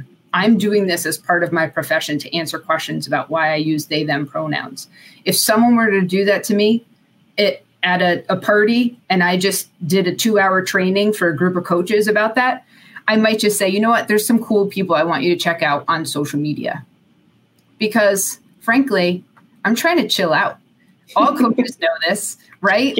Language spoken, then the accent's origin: English; Connecticut, United States; I grew up in Connecticut